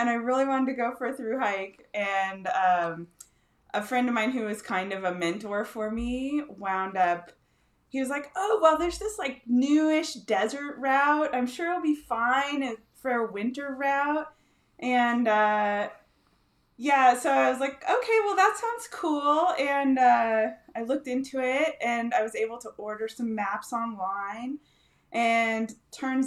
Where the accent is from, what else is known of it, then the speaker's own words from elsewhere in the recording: Northern California, United States; now in Bend, United States; I grew up in Northern California.